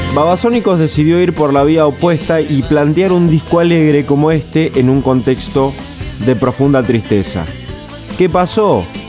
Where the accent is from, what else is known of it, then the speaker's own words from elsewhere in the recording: Argentina; como todo argentino